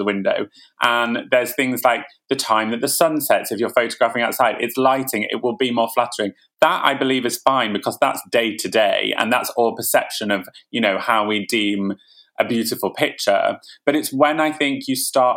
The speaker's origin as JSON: {"language": "English", "town": "Ilkley", "region": "Yorkshire and the Humber", "country": "United Kingdom", "tie": "born or raised there", "moved": "yes", "said": "I was born in Ilkley. I used to go to Betty's after school"}